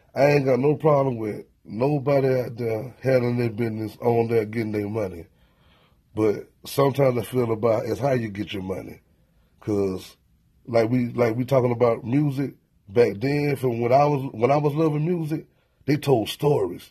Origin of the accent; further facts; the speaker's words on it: Tallahassee, Florida, United States; I'm from Tallahassee, Florida, man. I'm from the outskirts a little bit.